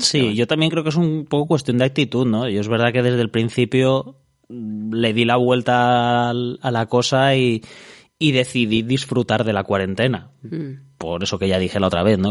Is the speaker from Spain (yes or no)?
yes; Alicante, Valencian Community, Spain; que somos la gente de Alicante